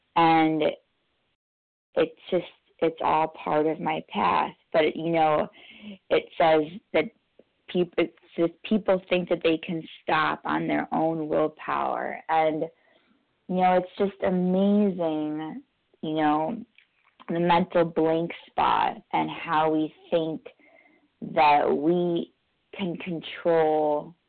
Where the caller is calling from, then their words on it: New York, United States; I'm calling from New York, New York, gratefully recovered compulsive overeater.